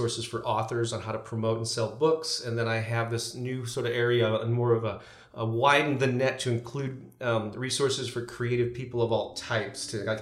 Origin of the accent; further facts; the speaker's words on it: St. Louis, Missouri, United States; St. Louis, Missouri, which has been my hometown for my entire life, born and raised here